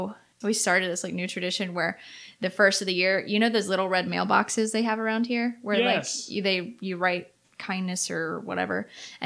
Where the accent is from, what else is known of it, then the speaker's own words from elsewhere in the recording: Outer Banks, North Carolina, United States; I have lived here in the Outer Banks whole life. Same house.